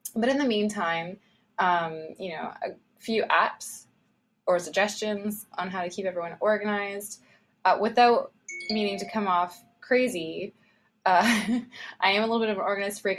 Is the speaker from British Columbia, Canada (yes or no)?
no; Ontario, Canada; We are from Ontario, Canada, close to Toronto, but not in Toronto